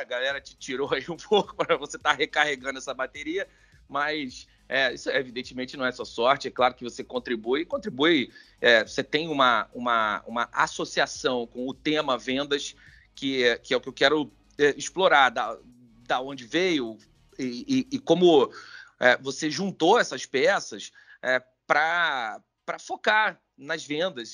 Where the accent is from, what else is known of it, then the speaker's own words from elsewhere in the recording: Rio de Janeiro, Brazil; eu sou do Meia